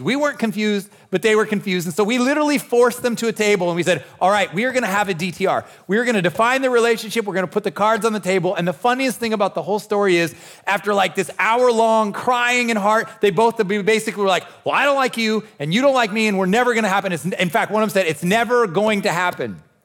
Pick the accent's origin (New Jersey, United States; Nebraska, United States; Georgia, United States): Nebraska, United States; I'm born and raised in Nebraska